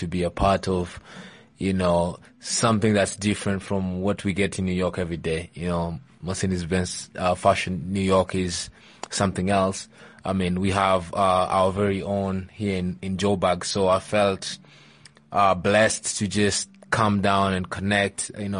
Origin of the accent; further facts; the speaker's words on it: Kakamega, Kakamega County, Kenya; also born or lived in Eldoret; No, I'm not. I'm from, I was born in Eldoret, but I'm from Kakamega.